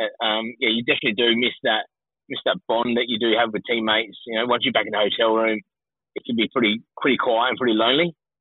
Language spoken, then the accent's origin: English; South Australia, Australia; there's no guarantee I'll get back home to Australia either at the moment with our borders shut.